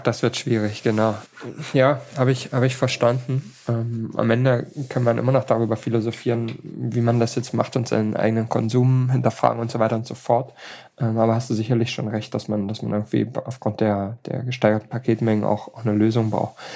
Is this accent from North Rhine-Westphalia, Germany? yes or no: no; Hamburg, Germany; so als Hamburger